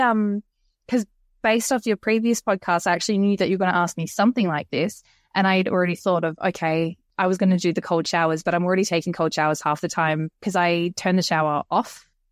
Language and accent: English; Queensland, Australia; moved away; I'm originally from Queensland, over on the east coast of Australia